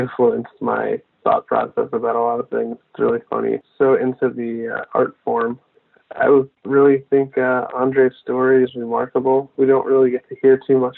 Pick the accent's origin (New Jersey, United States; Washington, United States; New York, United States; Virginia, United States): New Jersey, United States; moved away as an adult; now in Philadelphia, United States; I grew up in New Jersey, like North Jersey